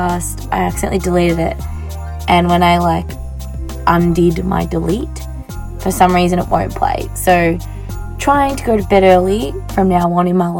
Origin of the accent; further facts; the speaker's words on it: Australia; I'm just an Australian girl